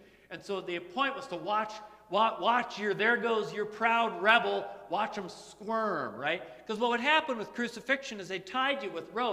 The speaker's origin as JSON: {"language": "English", "country": "United States", "said": "I'm an American."}